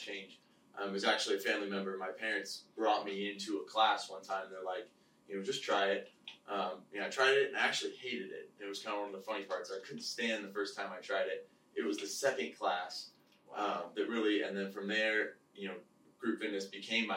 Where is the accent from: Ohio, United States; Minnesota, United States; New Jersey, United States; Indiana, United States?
Ohio, United States; Cincinnati; moved away as an adult; now in Scottsdale, United States; I'm from Cincinnati, Ohio. That's where I grew up